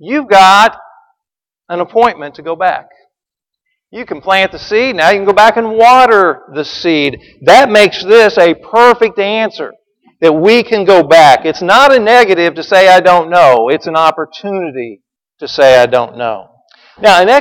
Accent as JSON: {"language": "English", "town": "Branson", "region": "Missouri", "country": "United States", "tie": "born or raised there", "moved": "as an adult", "lives_now": "Jersey Village, United States", "said": "I grew up in Branson, Missouri"}